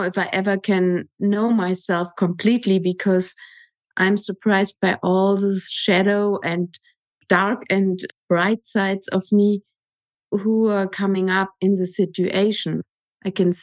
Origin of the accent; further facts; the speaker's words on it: Germany; moved away; I'm from Germany